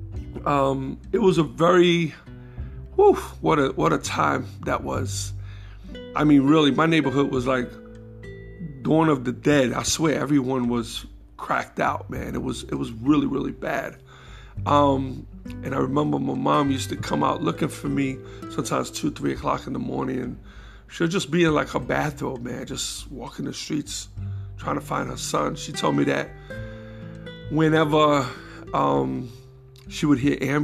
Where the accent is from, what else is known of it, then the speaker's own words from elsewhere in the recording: New York City, New York, United States; also born or lived in Jackson Heights, Queens; I was born and raised in the Bronx, moved to Queens when I was about 10 years old.